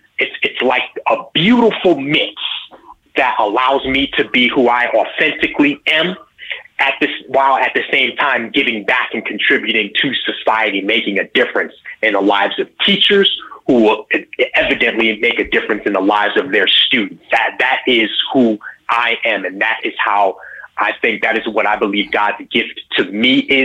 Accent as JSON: {"language": "English", "region": "New York", "country": "United States", "tie": "born or raised there"}